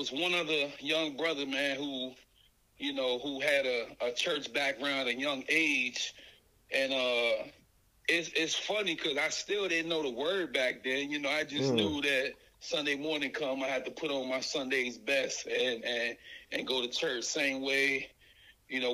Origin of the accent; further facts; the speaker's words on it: Newport News, Virginia, United States; moved away; my experience growing up in the East End